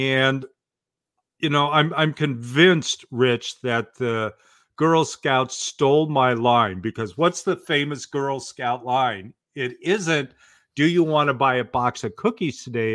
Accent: Portland, Oregon, United States; I grew up in Portland, Oregon

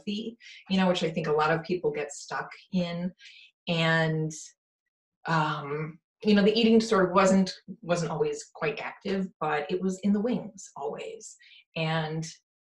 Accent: Wisconsin, United States; I'm from Wisconsin

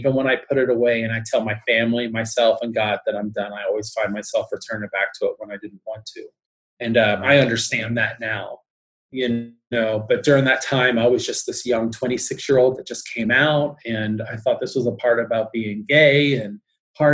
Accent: Newport, Kentucky, United States; moved away as an adult; also born or lived in Austin, Texas / California; I was 26 from Newport, Kentucky, living out in California

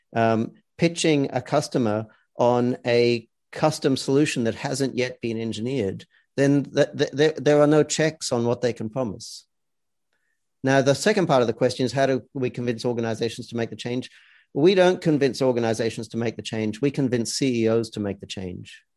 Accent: Australia; now in United States; I come from Australia, where we yeah. have a lot of socialist, you know, employment law.

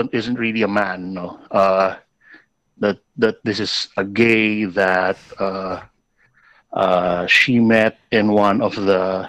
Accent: Bicol Region, Philippines; I'm from Bicol.

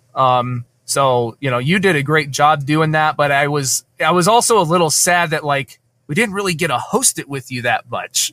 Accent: Scotland, United Kingdom; accent: Scottish; my Scottish accent

